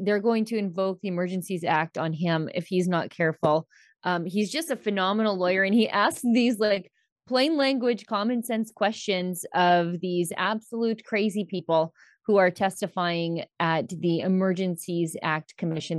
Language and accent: English; Alberta, Canada; I'm from Alberta